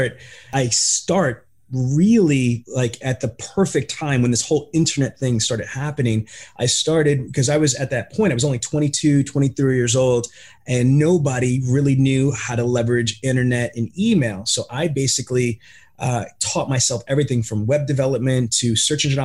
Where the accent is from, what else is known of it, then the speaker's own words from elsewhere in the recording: New York City, New York, United States; moved away; also born or lived in New Jersey; I'm from Queens and Brooklyn